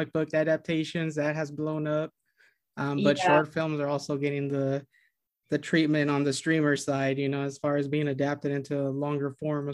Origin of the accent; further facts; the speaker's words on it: Arizona, United States; I'm from Arizona